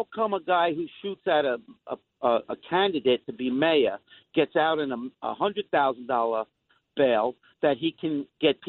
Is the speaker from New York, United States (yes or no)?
yes; New York City, New York, United States; I was born and raised in the Queensbridge Housing Projects